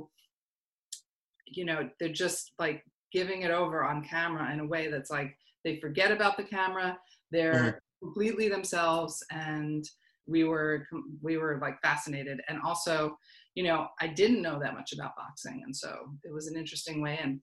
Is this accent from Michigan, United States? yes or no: no; New York, United States; I grew up in New York